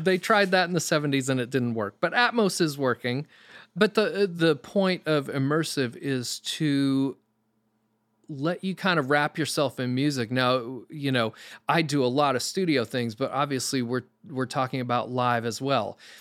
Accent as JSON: {"language": "English", "region": "Maine", "country": "United States", "tie": "born or raised there", "also_born_or_lived": "New York City", "moved": "as an adult", "said": "I'm from Maine originally, literally grew up in the middle of the woods."}